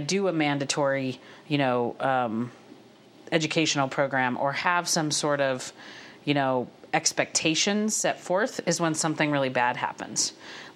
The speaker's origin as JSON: {"language": "English", "town": "Havre", "region": "Montana", "country": "United States", "tie": "born or raised there", "said": "I grew up in the Montana school system. I went, graduated from Haver High, went to U of M"}